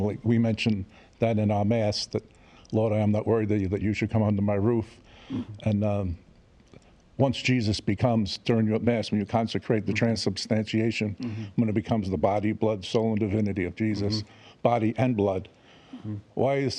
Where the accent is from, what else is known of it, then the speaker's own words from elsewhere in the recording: Florida, United States; I'm from Florida.